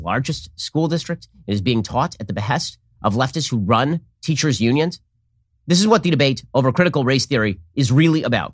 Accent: United States; I'm still proud to be American

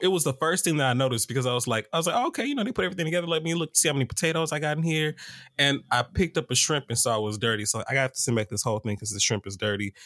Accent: Atlanta, Georgia, United States; I'm from Atlanta

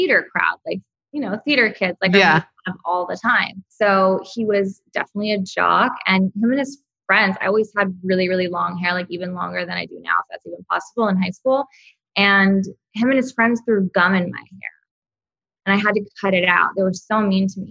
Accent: Texas, United States; now in Los Angeles, United States; I'm from Texas

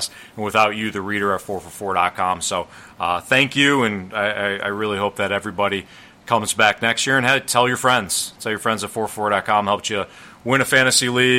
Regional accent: Chicago, Illinois, United States; now in St. Louis, United States; me in Chicago, which is my hometown.

